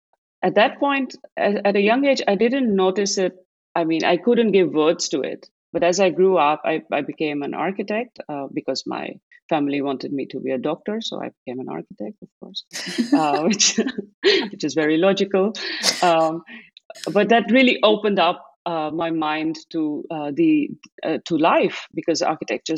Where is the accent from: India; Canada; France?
India; Delhi; moved away as an adult; now in Netherlands; grew up in Delhi in a Sikh family